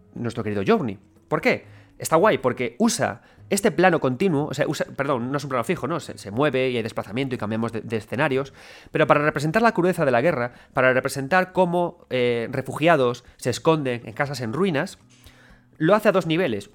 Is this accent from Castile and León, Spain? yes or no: no; Galicia, Spain; yo soy gallego